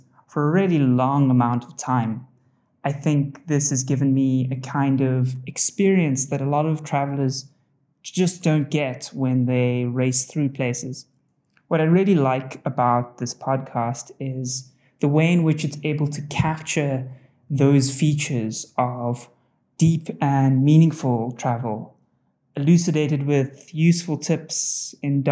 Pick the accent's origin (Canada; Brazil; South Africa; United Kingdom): South Africa; Cape Town, Western Cape; moved away as an adult; also born or lived in Vietnam / Taiwan / Cambodia; now in Bali, Indonesia; I'm originally from Cape Town, South Africa